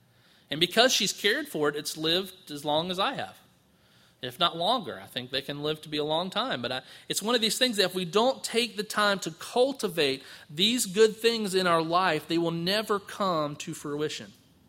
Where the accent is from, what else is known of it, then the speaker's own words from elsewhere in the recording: Palatka, Florida, United States; And I grew up in Palatka and I thought I was aggravated in traffic down there